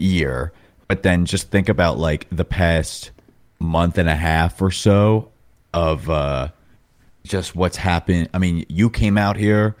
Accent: New York, United States; moved away as an adult; now in Los Angeles, United States; I grew up in New York, moved out to L A January twenty twenty

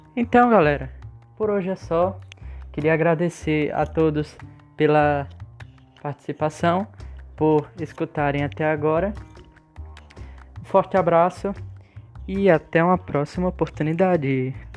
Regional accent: Alagoas, Brazil; nós alagoanos, pelo menos eu sou alagoano

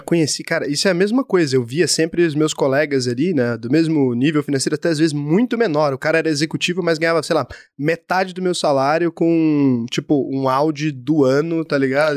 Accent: Goiás, Brazil; eu sou de Goiás, talvez eu sou muito matuto

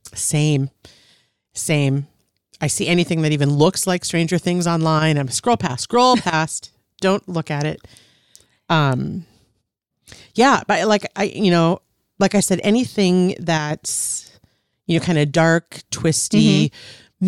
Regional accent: Minnesota, United States; also born or lived in Wisconsin / California; grew up mostly in Minnesota, lived in Wisconsin for a couple of years, born in California, but primarily from in and around the Twin Cities

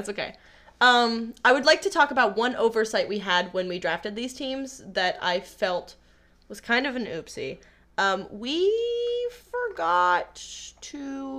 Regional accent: Washington, United States; Which is, if you don't know, we are both from Washington. So, obviously, I love the Seahawks.

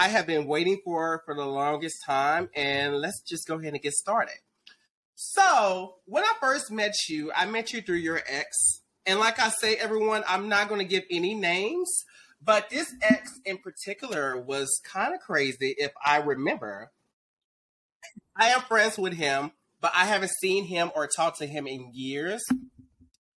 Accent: Dallas, Texas, United States; me growing up in Dallas

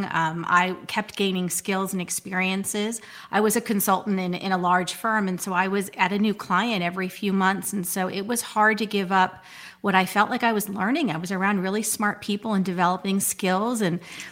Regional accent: Whitehouse Station, New Jersey, United States; also born or lived in Ohio; I grew up in White House Station, New Jersey. That is a small town.

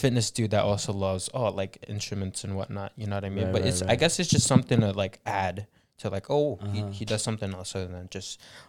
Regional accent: Philippines; Can you guys sing? We're Filipino.

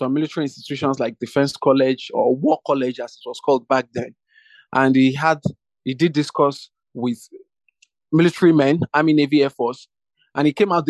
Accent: Lagos, Nigeria; I was born and bred in Lagos. I'm from Badagry local government.

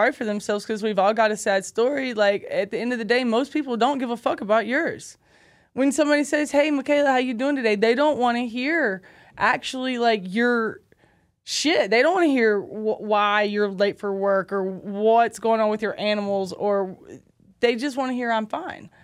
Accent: Cocoa, Florida, United States; also born or lived in Alabama; that's my hometown. That's, that's Cocoa.

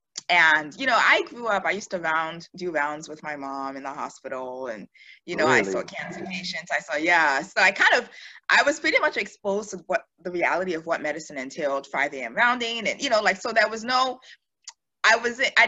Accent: Houston, Texas, United States; also born or lived in Nigeria / Maryland / Pearland, Texas / Pittsburgh; I'm Nigerian, of course. I mean, like most of us are, but I'm from Houston. We moved to the States when I was about 8, I guess, at that point. Used to live in Maryland, ended up moving down to Texas

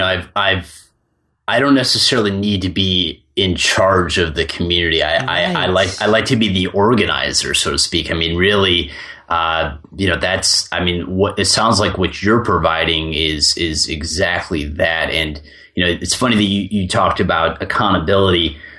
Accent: Chicago, Illinois, United States; So I grew up listening to rock music, and I grew up in Chicago.

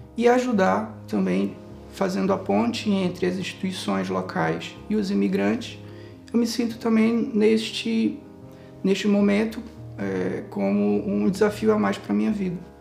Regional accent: Manaus, Amazonas, Brazil; moved away as an adult; now in Braga, Portugal; sou natural de Manaus, do estado do Amazonas, do Brasil

